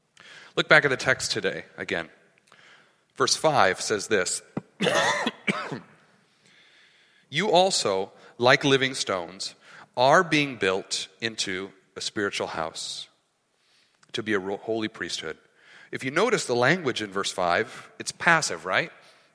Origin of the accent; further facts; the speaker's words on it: San Diego, California, United States; moved away; also born or lived in Thailand; So I'm in San Diego. Okay. We're from San Diego.